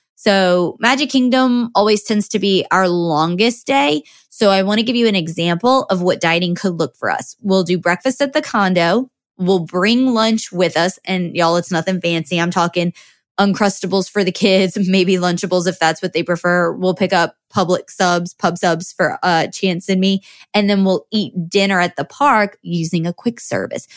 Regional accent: New Orleans, Louisiana, United States; we're from New Orleans

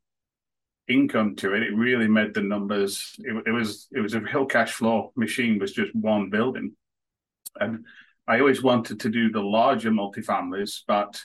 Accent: northwest of England near Manchester, North West England, United Kingdom; moved away as an adult; now in Canada; I was born and raised in England, the northwest of England near Manchester

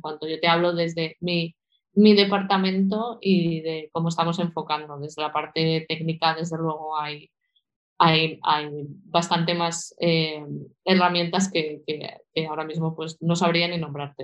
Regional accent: Valencia, Valencian Community, Spain; moved away as an adult; also born or lived in Sant Joan d'Alacant, Alicante / Portugal / Portland, United States; now in Asturias, Spain; de, pequeñita eh, nos mudamos a Valencia y desde entonces eh, pues he estado viviendo en Valencia, me he formado allí

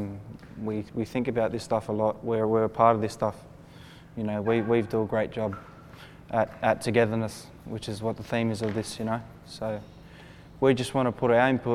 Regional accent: Sydney, New South Wales, Australia; I'm from Sydney. My family comes from La Perouse

